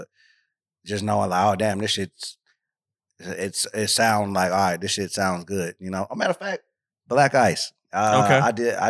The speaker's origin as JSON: {"language": "English", "region": "Georgia", "country": "United States", "said": "Stone Mountain and Lithonia. So yeah, just from around Autumn Park."}